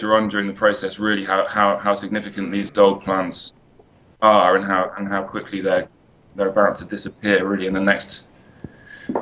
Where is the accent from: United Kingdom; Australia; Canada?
United Kingdom; I'm British